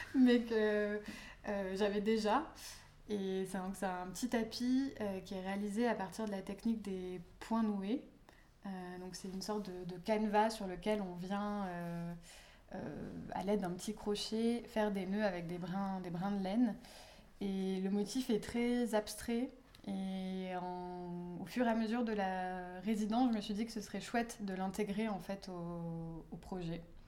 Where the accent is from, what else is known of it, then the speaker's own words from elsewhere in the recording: south of France, France; moved away; dans le sud de la France, donc euh, là où j'ai grandi et d'où je suis originaire